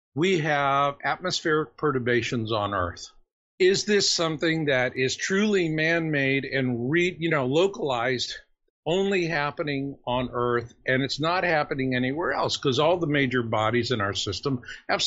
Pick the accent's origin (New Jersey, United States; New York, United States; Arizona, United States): Arizona, United States; Phoenix; I grew up in Phoenix.